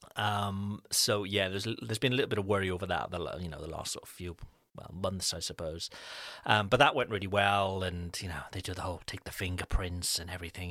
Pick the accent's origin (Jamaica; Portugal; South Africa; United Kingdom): United Kingdom; now in France; as with British parents, um, our, our babies are British